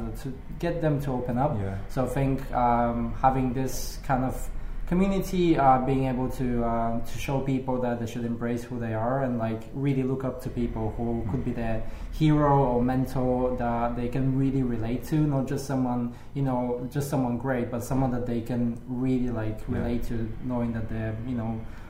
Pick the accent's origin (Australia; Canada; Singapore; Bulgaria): Bulgaria; now in London, United Kingdom; I'm from Bulgaria. I'm from like a really small town where people are quite conservative.